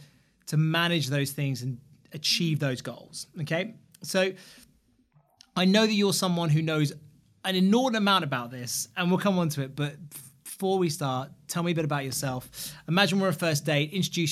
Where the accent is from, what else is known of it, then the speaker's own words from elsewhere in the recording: London, United Kingdom; More hurtful for me now, being a Londoner.